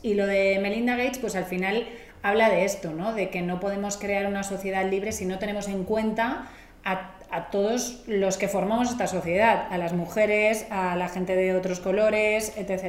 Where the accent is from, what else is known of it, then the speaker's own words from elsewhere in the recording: Catalonia, Spain; yo soy catalana